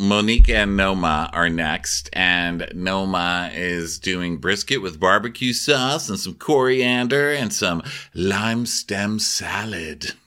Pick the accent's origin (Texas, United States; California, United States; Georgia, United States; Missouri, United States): Texas, United States; El Paso; Welcome to my hometown